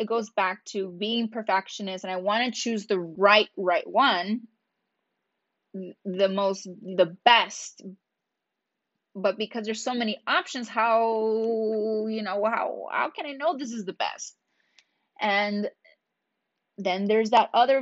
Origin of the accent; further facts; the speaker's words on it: Reno, Nevada, United States; my hometown, Reno, Nevada